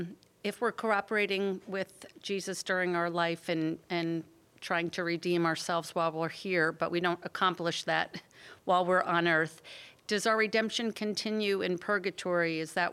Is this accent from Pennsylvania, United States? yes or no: no; Roswell, Georgia, United States; I am from Roswell, Georgia.